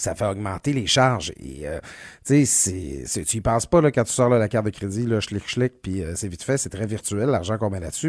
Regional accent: Quebec, Canada; j'ai été élevé au Lac-Saint-Jean, on n'avait pas de Steinberg

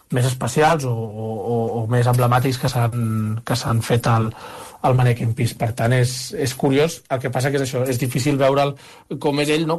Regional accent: Barcelona, Catalonia, Spain; now in Brussels, Belgium; jo sóc de Barcelona

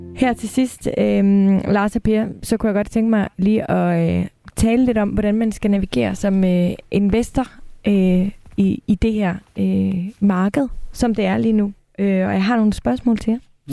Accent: Denmark; vi danskere

